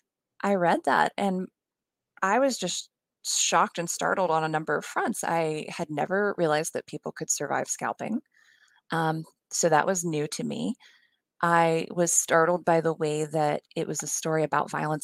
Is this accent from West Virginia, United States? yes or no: yes; West Virginia, United States; moved away; also born or lived in Pennsylvania; I'm actually from West Virginia, but I went to college at Swarthmore